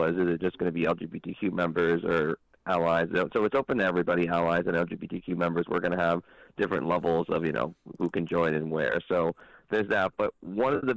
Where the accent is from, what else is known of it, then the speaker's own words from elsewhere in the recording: Philadelphia, Pennsylvania, United States; now in Washington, D.C., United States; I'm from Philadelphia originally, so every time we go to Philly, I always have fun because I get to go home